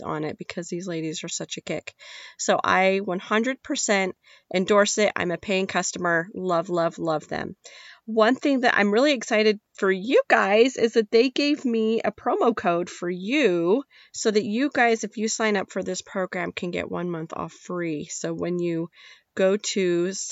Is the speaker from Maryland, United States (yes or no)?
no; Nevada, United States; I'm from Nevada